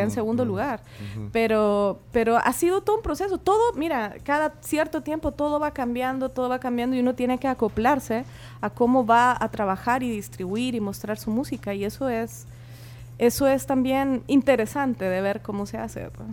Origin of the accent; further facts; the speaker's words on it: Chile; como yo también soy chilena